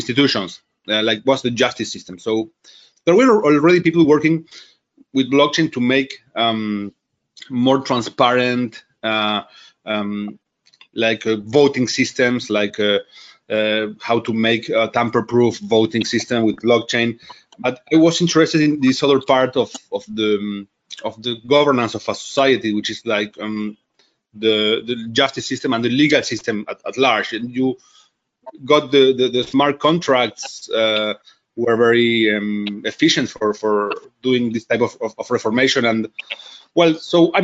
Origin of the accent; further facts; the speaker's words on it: Buenos Aires, Argentina; I was born in Buenos Aires.